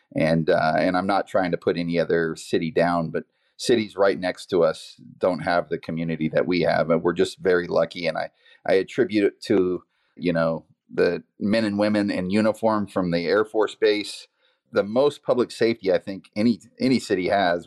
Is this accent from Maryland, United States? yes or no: no; Vacaville, California, United States; I grew up here in Vacaville.